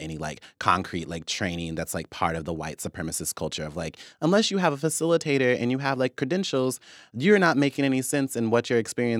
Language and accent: English; Wichita, Kansas, United States; also born or lived in Oklahoma; when I grew up in Wichita or, like, when I was in Oklahoma, I knew what places I didn't get to have access